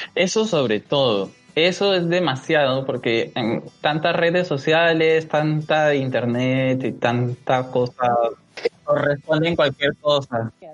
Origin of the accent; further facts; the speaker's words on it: Peru; nosotros que somos peruanos y estamos viviendo este, esta desigualdad, esta brecha social que se está, que se ve acá en el Perú